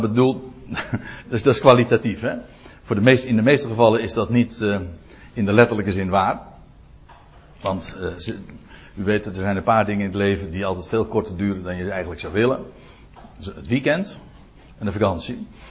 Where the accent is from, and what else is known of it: Netherlands